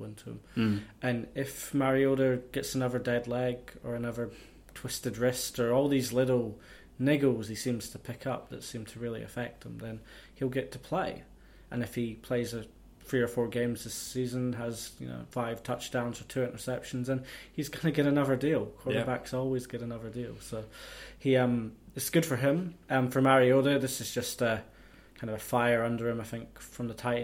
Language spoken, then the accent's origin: English; Scotland, United Kingdom; moved away as an adult; now in New Zealand; I'm Scottish.